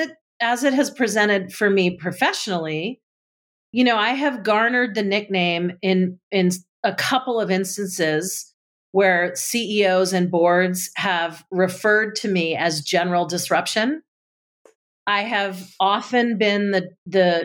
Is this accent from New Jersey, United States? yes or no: yes; New Jersey, United States; being in kindergarten, for example, in growing up in New Jersey